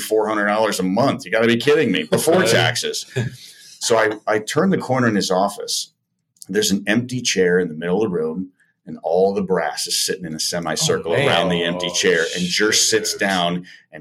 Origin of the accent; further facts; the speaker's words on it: Chicago, Illinois, United States; I'm originally from the Chicago area